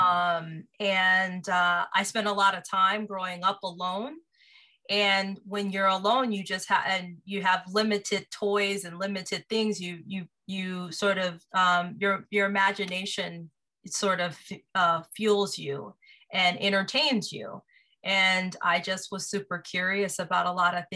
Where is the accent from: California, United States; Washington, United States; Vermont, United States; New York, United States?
Washington, United States; Seattle; moved away as an adult; now in Los Angeles, United States; I grew up in Seattle, Washington, born and raised.